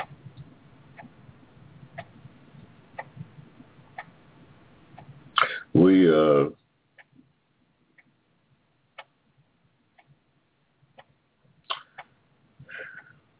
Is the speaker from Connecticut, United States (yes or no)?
no; Georgia, United States; in Georgia, in my state, in my home state